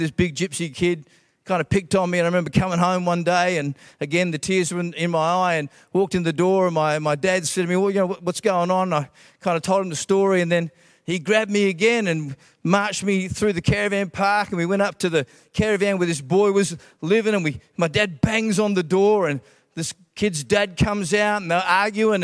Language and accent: English; Australia; also born or lived in Scotland; I was born in Scotland, and, uh, the real first memories of growing up were, uh, when we immigrated from Scotland. I've got Scottish parents to Australia